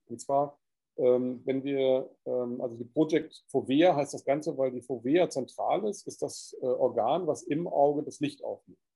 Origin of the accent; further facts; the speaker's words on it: Hamburg, Germany; moved away; also born or lived in Cyprus / Corsica; ich bin ja in Hamburg geboren, es war so meine Heimatstadt